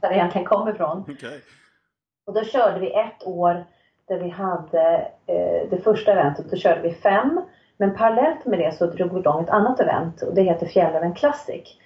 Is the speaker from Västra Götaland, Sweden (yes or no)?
no; Nacka, Stockholm County, Sweden; moved away as an adult; also born or lived in Sälen / Riksgränsen / Örebro; now in Östersund, Sweden; jag är född och uppvuxen i Stockholm, eller i en förort till Stockholm, Nacka